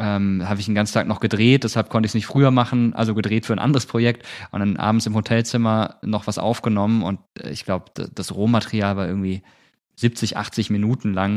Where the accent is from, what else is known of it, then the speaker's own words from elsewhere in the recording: Malsch, Baden-Württemberg, Germany; moved away as an adult; also born or lived in Rhineland-Palatinate (near Mainz); now in Mainz area, Germany; Geboren bin ich in Baden-Württemberg, in der Nähe von Karlsruhe, in Malsch